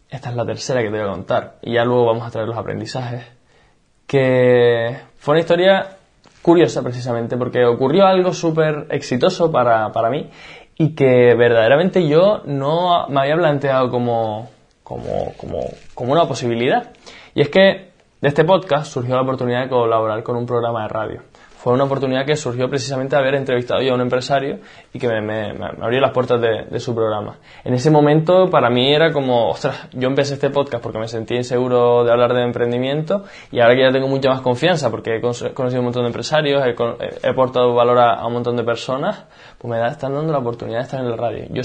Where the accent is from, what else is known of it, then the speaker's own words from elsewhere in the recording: Canary Islands, Spain; moved away as an adult; also born or lived in Barcelona; me fui a vivir a, Barcelona, yo soy de Canarias